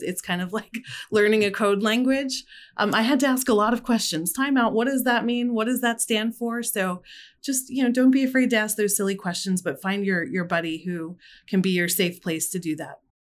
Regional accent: Philadelphia, Pennsylvania, United States; I'm from Philadelphia

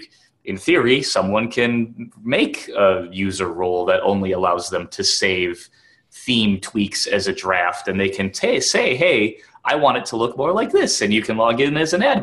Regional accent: Wisconsin, United States; I'm from Wisconsin

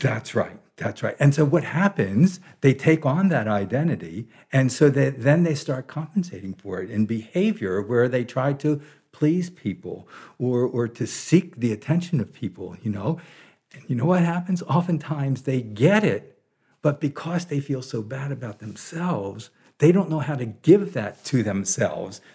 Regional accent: Baltimore, Maryland, United States; moved away as an adult; now in Big Sur, United States; I was born in Baltimore, Maryland in, uh, nineteen forty-nine

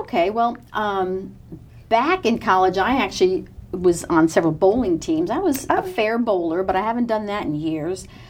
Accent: New York, United States; moved away as an adult; now in Texas, United States; I'm from New York, and uh, my family um, big Mets fans

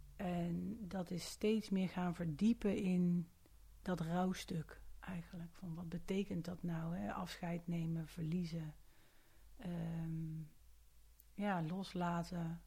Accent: Haaren, North Brabant, Netherlands; moved away as an adult; now in Amsterdam, Netherlands; geboren en getogen Brabantse

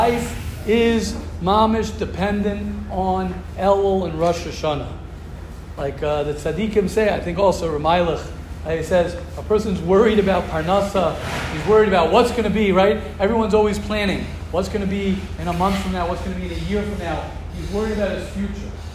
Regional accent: United States; moved away; I come from America.

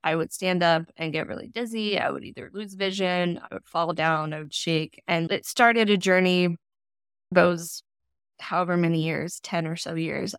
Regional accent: Colorado, United States; moved away as an adult; also born or lived in California / Washington; now in Portland, United States; I was born in California and then Colorado through most of elementary and high school

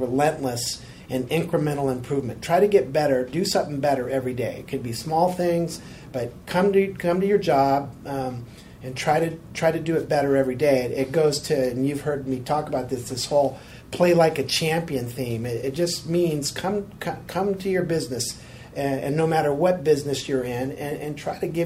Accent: Sacramento, California, United States; also born or lived in Chico, California / Thousand Oaks, California / Foster City, California; I grew up in Sacramento

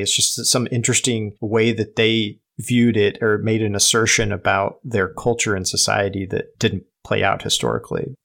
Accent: United States; We're not English, we're American

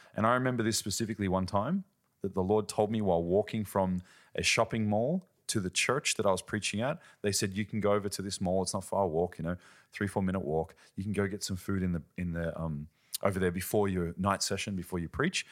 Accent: Australia; now in Germany; I'm from Australia, living in Germany

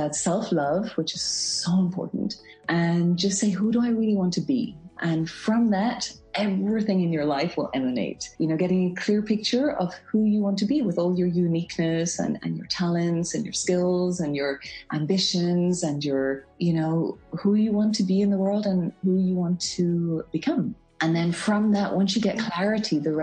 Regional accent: Belfast, Northern Ireland, United Kingdom; also born or lived in England / Munich, Germany / French Alps; now in Geneva, Switzerland; I'm from Belfast in Northern Ireland, and I am currently living in Geneva in Switzerland

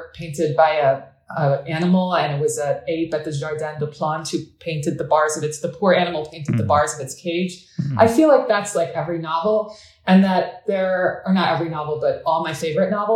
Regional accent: United States; also born or lived in Adana, Turkey; I was born here, but I spent every summer in Adana

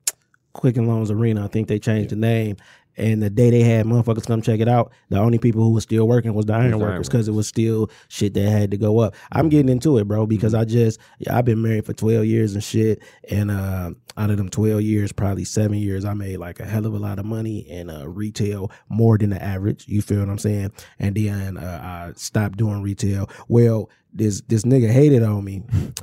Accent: Inkster, Michigan, United States; Because no matter where I'm at, I'm from Inkster.

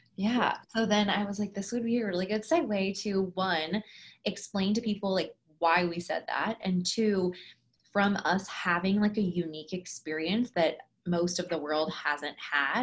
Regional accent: San Francisco, California, United States; I was born in San Francisco, California

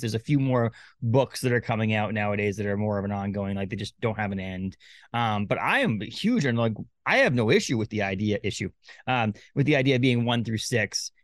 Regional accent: Maine, United States; also born or lived in Massachusetts / New Hampshire; I live in Maine most of my life, a little bit of Massachusetts, New Hampshire

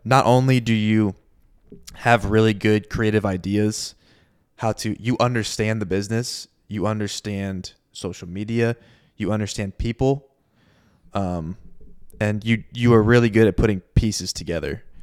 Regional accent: Southwest Florida, United States; I'm from Southwest Florida

